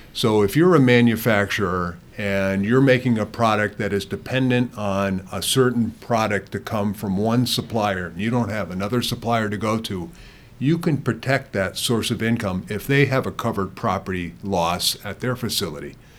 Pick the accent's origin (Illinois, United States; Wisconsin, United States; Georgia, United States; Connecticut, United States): Connecticut, United States; I grew up in Connecticut